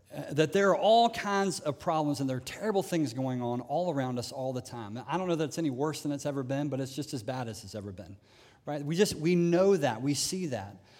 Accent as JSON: {"language": "English", "country": "United States", "said": "as an American"}